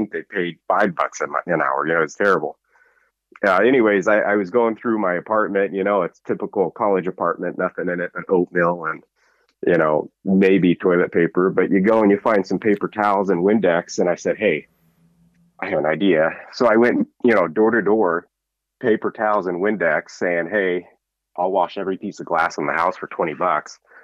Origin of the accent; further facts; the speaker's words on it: Eagle River, Alaska, United States; also born or lived in New Mexico / Idaho; I grew up here in Alaska in Eagle River. I moved here when I was 14 from New Mexico